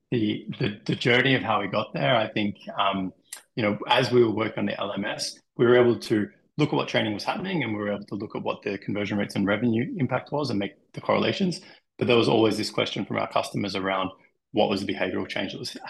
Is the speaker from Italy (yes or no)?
no; Australia; moved away as an adult; also born or lived in Denmark; now in Germany; I'm also Australian, now living in Germany, previously in Denmark